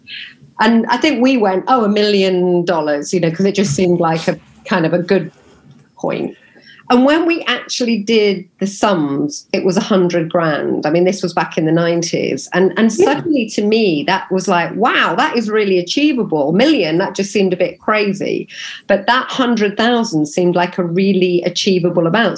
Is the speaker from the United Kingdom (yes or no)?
yes; Nottingham, East Midlands, United Kingdom; I'm from Nottingham